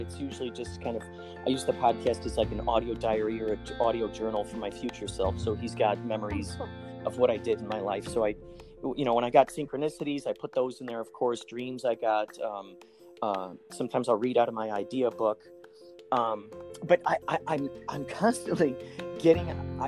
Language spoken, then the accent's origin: English; Chicago, Illinois, United States; now in California, United States; when I grew up in Chicago, I was in a few improv groups